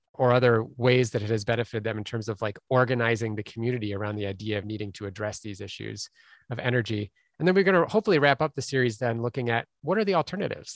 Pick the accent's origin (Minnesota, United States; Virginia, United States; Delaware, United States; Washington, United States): Minnesota, United States; Minneapolis; Minneapolis instead, which is my hometown